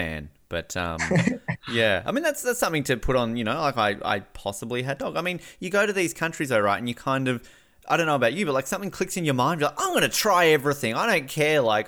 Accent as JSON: {"language": "English", "town": "Hobart", "region": "Tasmania", "country": "Australia", "said": "I'm actually from Hobart in Australia"}